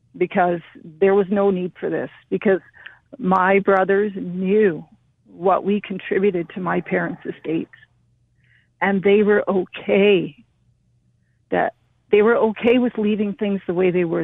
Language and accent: English; British Columbia, Canada; also born or lived in India; I was raised in Canada and I love Canada